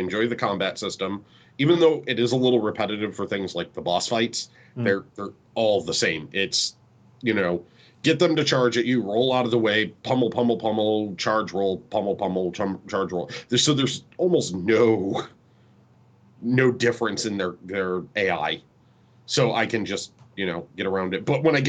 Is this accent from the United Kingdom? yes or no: yes; United Kingdom; I am British.